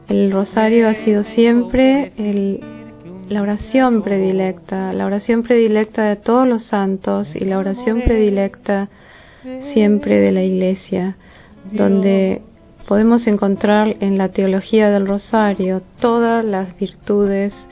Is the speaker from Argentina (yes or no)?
yes; Argentina; soy de Argentina